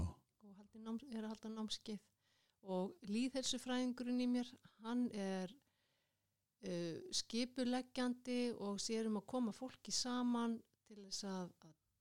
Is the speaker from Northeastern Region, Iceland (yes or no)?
no; Kópavogur, Capital Region, Iceland; moved away as an adult; now in Reykjavík, Iceland; Ég ólst upp í Kóbói